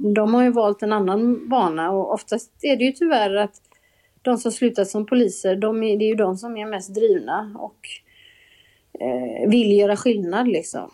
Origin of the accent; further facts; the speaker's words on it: Gothenburg, Västra Götaland, Sweden; jag kommer ju från Göteborg, det kanske hörs